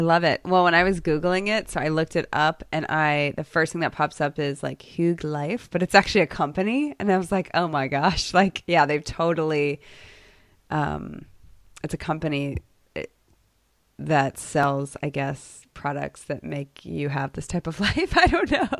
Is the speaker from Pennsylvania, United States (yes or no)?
no; Chicago, Illinois, United States; also born or lived in Boston, Massachusetts; now in Dallas, United States; I grew up in Chicago and then a suburb of Boston